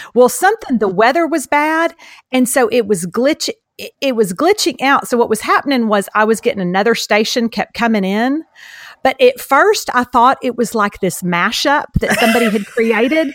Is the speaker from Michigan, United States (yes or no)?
no; Beaumont, Texas, United States; accent: Southeast Texas; I'm from Texas, same as you.